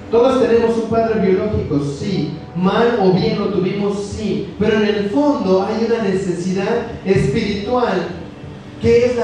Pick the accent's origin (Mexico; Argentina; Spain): Mexico; Lo que a mí, me, a mí me hace mexicano es el lugar donde yo nací, es mi ciudadanía, es mi, es mi papel, ahí yo, de ahí yo vengo.